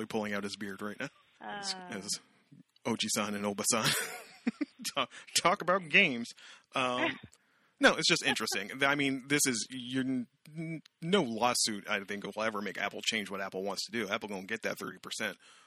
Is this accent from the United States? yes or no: no; Canada